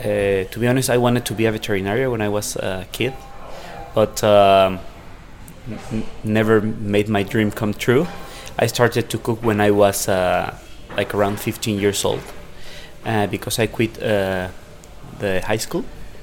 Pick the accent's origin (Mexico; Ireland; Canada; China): Mexico; Mexico City; I'm from Mexico City.